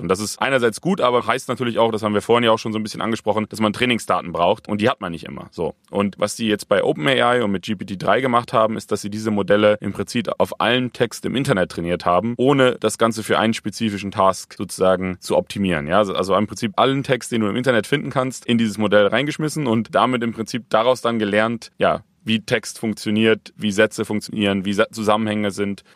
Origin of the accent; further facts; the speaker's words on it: Bremen, Germany; Wir kommen beide aus Bremen